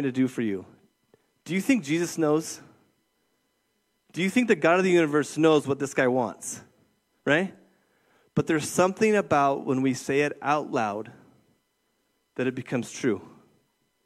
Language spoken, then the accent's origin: English; Moses Lake, Washington, United States; from Moses Lake